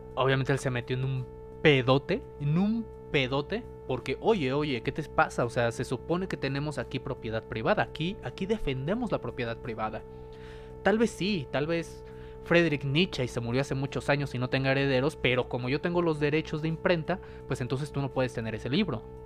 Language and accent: Spanish; Mexico; nosotros como mexicanos